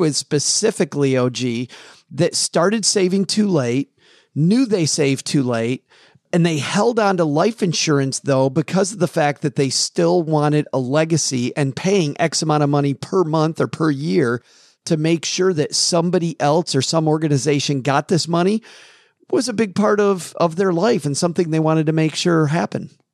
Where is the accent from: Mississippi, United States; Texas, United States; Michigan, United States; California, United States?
Michigan, United States; Kalamazoo; my hometown of Kalamazoo, Michigan